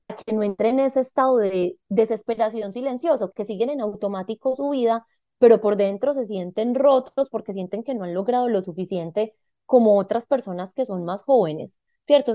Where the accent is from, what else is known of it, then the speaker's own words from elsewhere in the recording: Medellín, Antioquia, Colombia; yo nací en Medellín.